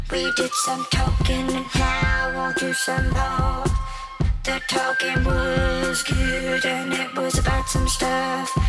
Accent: United Kingdom; And as a British fan, we would right. look at that and go, oh well, that's right.

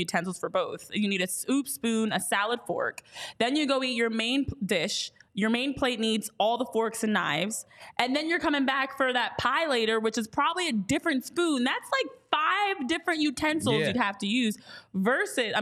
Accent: New Jersey, United States; Repping my home state.

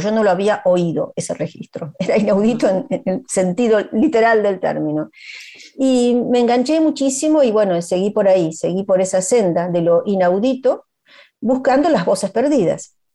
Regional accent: Argentina; also born or lived in Galicia; siempre se refieren a mí como gallego argentina

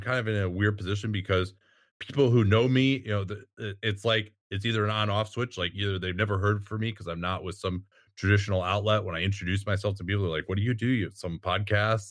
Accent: Chicago, Illinois, United States; moved away; also born or lived in San Francisco; growing up in Chicago and, and watching the nineties Bulls

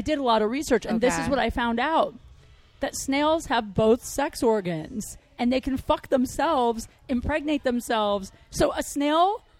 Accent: Ohio, United States; moved away; also born or lived in Marina Del Rey, California; where I grew up in Ohio.

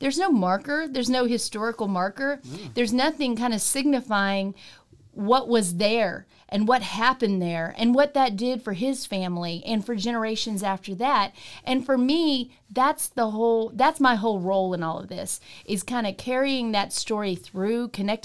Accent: Texas, United States; I'm a country girl. Yeah. I was raised in Mahia, Texas

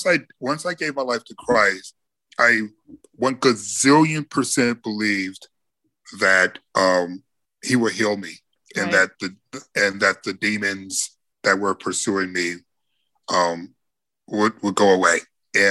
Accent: Midwest, United States; Because we're from the Midwest.

